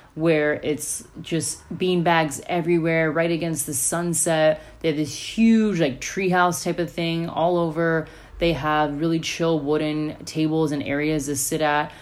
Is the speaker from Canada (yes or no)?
no; United States; what I grew up in in America.